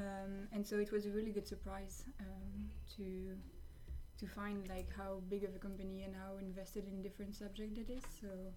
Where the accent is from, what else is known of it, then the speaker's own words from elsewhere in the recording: France; because I'm from France